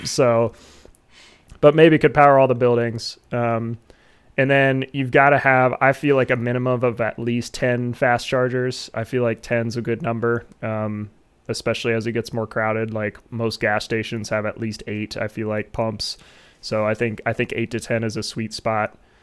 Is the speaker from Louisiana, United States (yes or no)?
no; Ohio, United States; I'd want it in like my home state.